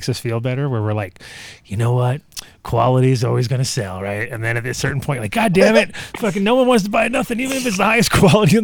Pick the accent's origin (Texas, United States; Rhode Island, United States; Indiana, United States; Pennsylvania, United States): Rhode Island, United States; moved away; I grew up in Rhode Island